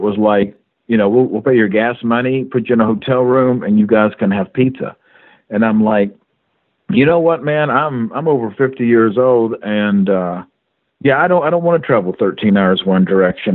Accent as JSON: {"language": "English", "region": "Kentucky", "country": "United States", "tie": "born or raised there", "said": "I was born and raised in Kentucky"}